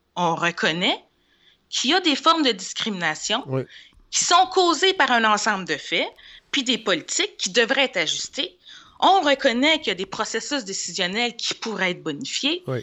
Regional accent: Montreal, Quebec, Canada; also born or lived in Laval; je suis née à Saint-Michel, un quartier qu'on connaît

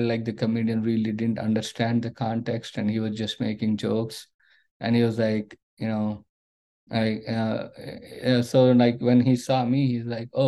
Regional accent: India; moved away as an adult; now in United States; when I grew up in India

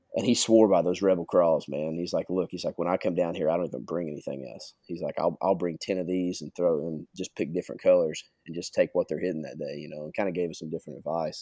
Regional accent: Kentucky, United States; growing up in Kentucky, you know, I, I did a lot of my fishing either in the Ohio River

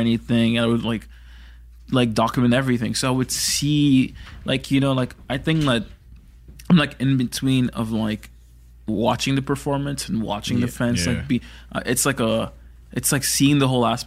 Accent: Toronto, Ontario, Canada; growing up around Toronto people and this Toronto community

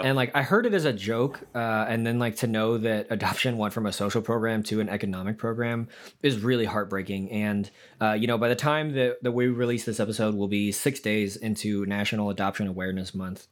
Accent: United States; growing up in America in the 90s and 2000s

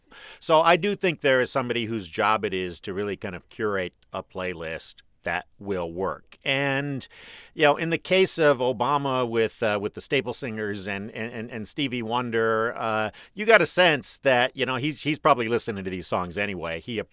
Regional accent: Detroit, Michigan, United States; but I am a kid from Detroit

